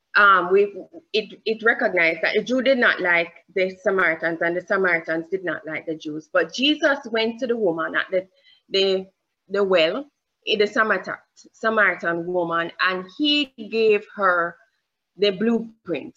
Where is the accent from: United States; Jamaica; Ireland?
Jamaica; accent: Jamaican; I have a Jamaican accent.